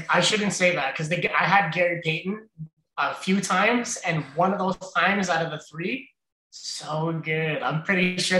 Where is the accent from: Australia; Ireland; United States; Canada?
Canada; Brampton, Ontario; now in East Garafraxa, Canada; I grew up in Brampton. If I tried to do this in Brampton, it wouldn't have turned out the same.